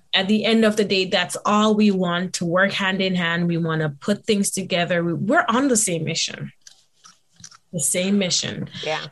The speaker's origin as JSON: {"language": "English", "country": "Jamaica", "tie": "born or raised there", "moved": "yes", "said": "my background growing up in Jamaica"}